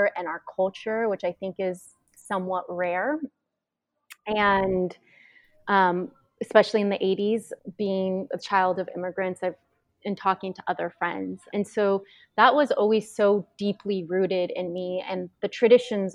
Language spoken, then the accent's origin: English; Tacoma, Washington, United States; moved away as an adult; I grew up in Tacoma, Washington, and which is in the Pacific Northwest